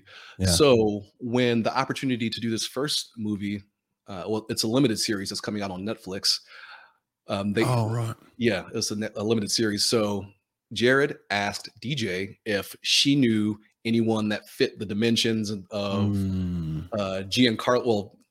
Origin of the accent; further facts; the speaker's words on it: Philadelphia, Pennsylvania, United States; I'm from Philadelphia and swam on the PDR swim team with Jim Ellis.